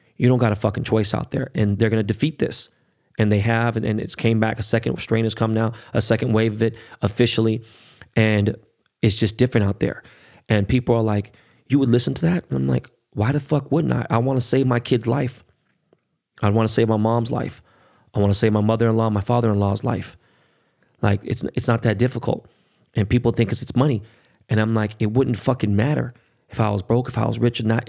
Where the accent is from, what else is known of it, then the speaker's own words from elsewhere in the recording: United States; I'm American more than anything, right? But I, obviously, I know what, you know, my heritage and, and, and where my family's from. They're from Korea